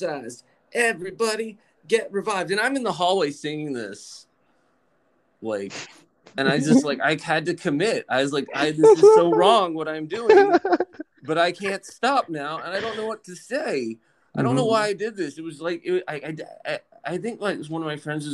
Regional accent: Lynchburg, Virginia, United States; I grew up in Lynchburg, Virginia

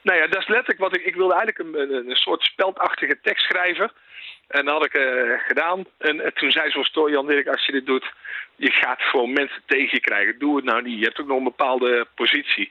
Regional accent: North Brabant, Netherlands; ik kom zelf uit Brabant

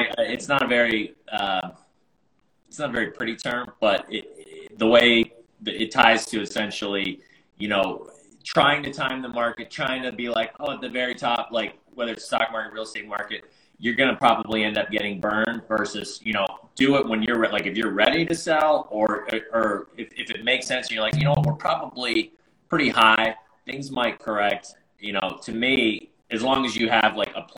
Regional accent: Winter Park, Florida, United States; I'm from Orlando, Florida, Winter Park, Florida

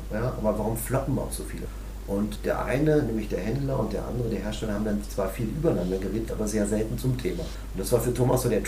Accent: Berlin, Germany; Ursprünglich wollten wir mal nach Berlin. Nichts gegen meine Heimatstadt, aber Berlin für diese Art von Marktforschung ist vielleicht eher so eine ja, ist nicht so die Repräsentativität, ist eher so eine Blase

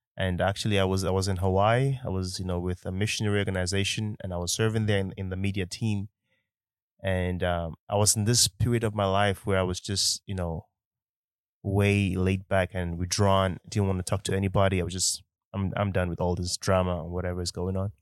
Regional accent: Nigeria; accent: Nigerian; I'm a Nigerian man. So sometimes, eh, the Nigerian accent can also come out into the podcast

